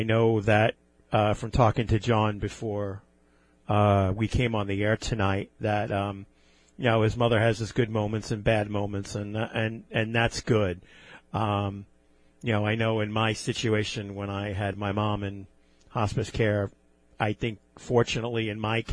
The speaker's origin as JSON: {"language": "English", "town": "Levittown", "region": "New York", "country": "United States", "tie": "born or raised there", "said": "Growing up in Levittown as a small, you know, close-knit community"}